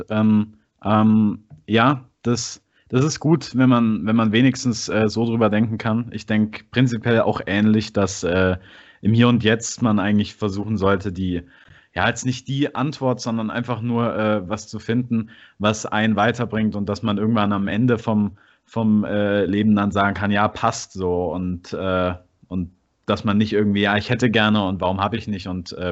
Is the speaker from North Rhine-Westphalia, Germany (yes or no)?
yes; Dortmund, North Rhine-Westphalia, Germany; ich find auch als, als Dortmunder Schalke nicht scheiße.